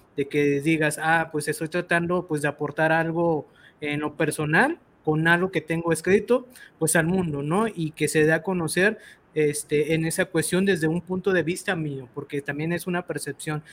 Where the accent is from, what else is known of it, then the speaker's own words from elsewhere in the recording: Mexico; así somos los mexicanos